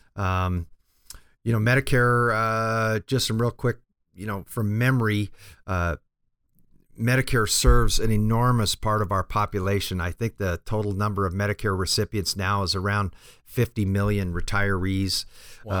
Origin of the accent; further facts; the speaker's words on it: Denver, Colorado, United States; I grew up in Denver